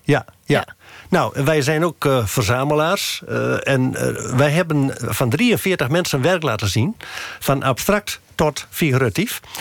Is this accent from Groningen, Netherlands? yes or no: yes; Westeremden, Groningen, Netherlands; ik ben in Westremde geboren